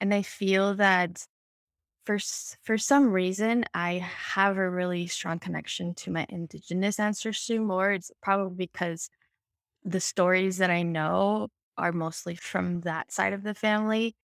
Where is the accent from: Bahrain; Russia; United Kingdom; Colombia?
Colombia; I come from Colombia. I'm a woman of color. I also have Indigenous ancestry.